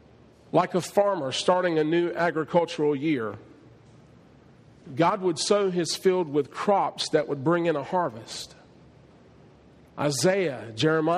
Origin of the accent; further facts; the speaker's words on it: southeastern North Carolina, United States; But in North Carolina, in southeastern North Carolina, where I grew up and was raised, we had tobacco fields